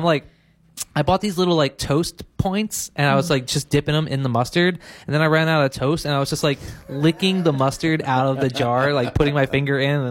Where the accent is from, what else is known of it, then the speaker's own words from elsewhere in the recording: Philadelphia, Pennsylvania, United States; now in Maui, United States; I'm from Philadelphia.